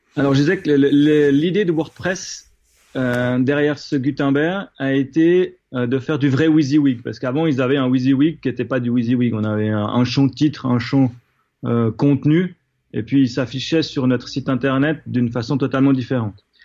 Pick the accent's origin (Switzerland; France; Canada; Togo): Switzerland; en tant que Suisse